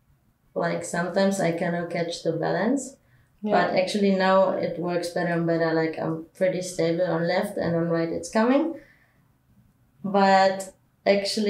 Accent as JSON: {"language": "English", "country": "Germany", "moved": "yes", "said": "I'm from Germany"}